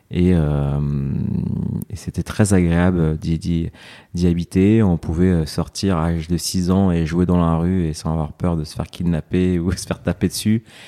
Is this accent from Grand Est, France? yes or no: no; Évry, Île-de-France, France; also born or lived in Corbeil-Essonnes / United States; je suis né à Corbeil-Essonne, mmh. dans l'Essonne, mmh. donc euh, une banlieue parisienne. Et euh, j'ai grandi dans la ville d'à côté, à Évry